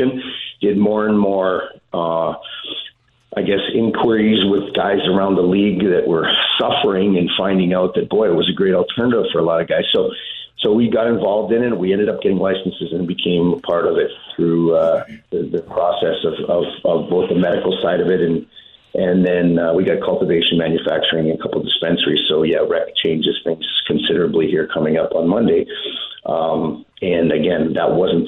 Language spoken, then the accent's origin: English; Saskatoon, Saskatchewan, Canada; We grew up in Saskatoon.